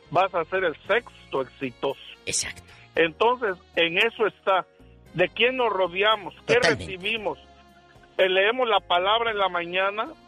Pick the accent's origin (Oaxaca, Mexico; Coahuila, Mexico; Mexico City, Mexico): Oaxaca, Mexico; Villa de Etla; moved away; Yo soy de la villa de Etla, mi pueblo se llama Santiaguito, Etla, mucho orgullo.